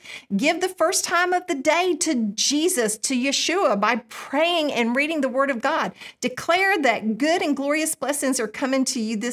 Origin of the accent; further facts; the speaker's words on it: United States; I grew up in America